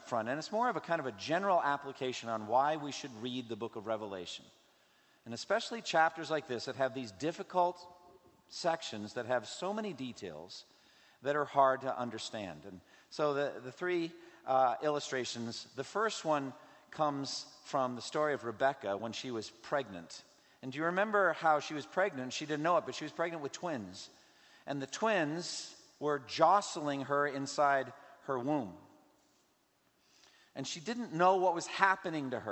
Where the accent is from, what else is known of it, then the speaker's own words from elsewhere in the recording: Massachusetts, United States; from Massachusetts, my home state